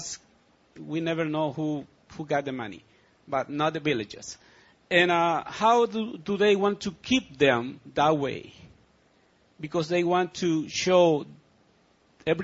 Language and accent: English; El Salvador; English is a second language; now in Ridgecrest, United States; my country, El Salvador, Central America